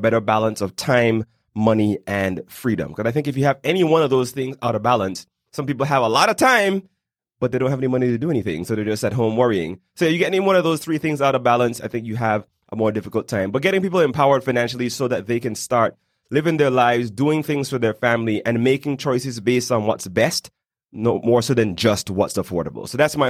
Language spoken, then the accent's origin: English; British Virgin Islands; now in Panama City, Panama; I'm originally from the British Virgin Islands, but after living in about 5 different countries, I've now settled in Panama City.